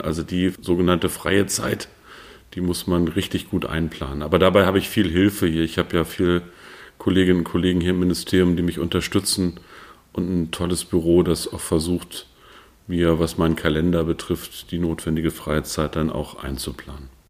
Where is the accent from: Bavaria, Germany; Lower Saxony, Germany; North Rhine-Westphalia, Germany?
Lower Saxony, Germany; Peine; moved away as an adult; also born or lived in Brandenburg; Ich komme aus der niedersächsischen Stadt Peine